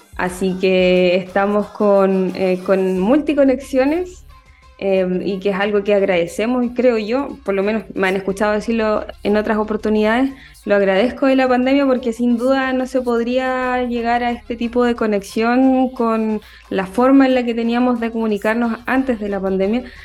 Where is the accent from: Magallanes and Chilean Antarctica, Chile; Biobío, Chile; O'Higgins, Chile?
Biobío, Chile; Concepción; yo soy de Concepción